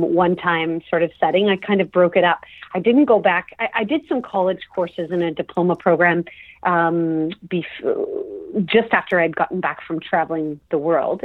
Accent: Toronto, Ontario, Canada; I was born and raised in Toronto, Ontario, Canada.

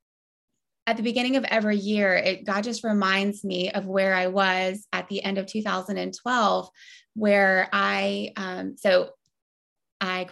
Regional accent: Ponte Vedra, Florida, United States; I grew up in Ponte Vedra, Florida

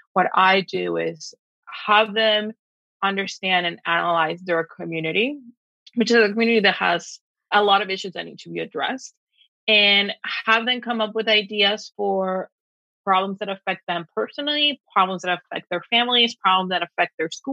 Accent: Texas border, United States; moved away as an adult; also born or lived in Mexico / New York; I am originally from Mexico, now from the, you know, / Texas border, and grew up in a very small town where everyone is expected to stay here

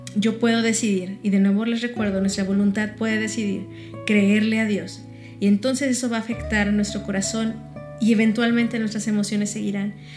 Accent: Mexico; Yo simplemente nací aquí, me registraron aquí y soy mexicana.

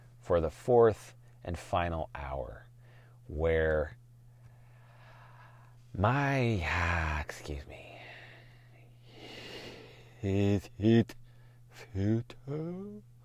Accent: Portland, United States; I'm from Portland. I've seen this shit since the 70s and I was only 5 years old.

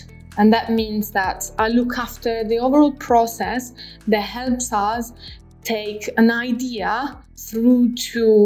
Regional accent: Rome, Lazio, Italy; now in Manchester, United Kingdom; I'm from Rome, Italy.

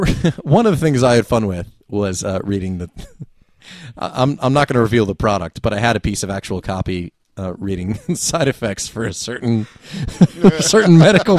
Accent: New Jersey, United States; Which I always hesitate to say I'm from the Jersey Shore

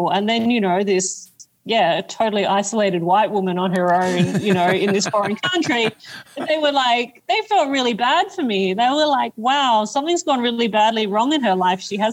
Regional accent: Australia; moved away; I come from Australia. So I grew up in a place where there were deadly snakes everywhere

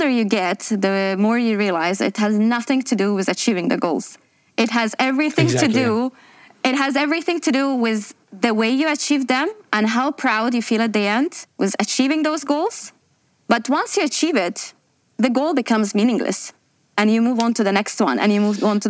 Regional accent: Azerbaijan; moved away as an adult; now in Dubai, United Arab Emirates; I'm from Azerbaijan originally, and I'm based in Dubai for the last 12 years

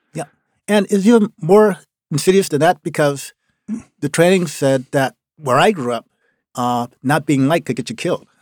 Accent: Norco, Louisiana, United States; also born or lived in New Orleans, Louisiana; now in Maine, United States; the town I grew up in, like I said, it was called Norco, Louisiana

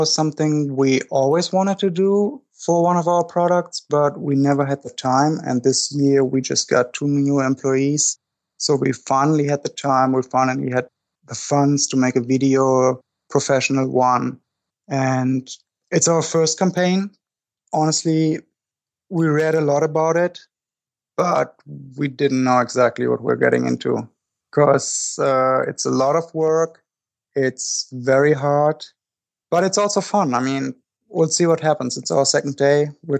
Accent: Germany; English is a second language; now in United States

